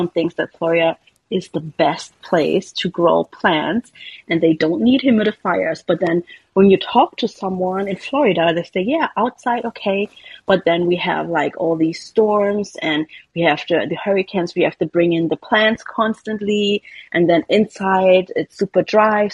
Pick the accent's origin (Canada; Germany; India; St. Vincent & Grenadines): Germany; Berlin; moved away as an adult; now in California, United States; I was born and raised in Berlin, Germany